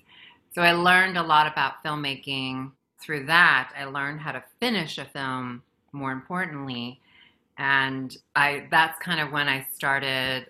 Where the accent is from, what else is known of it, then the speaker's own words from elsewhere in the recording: Guam; moved away as an adult; also born or lived in Philippines; now in Los Angeles, United States; where I grew up in Guam, I migrated from the Philippines where I was born to Guam.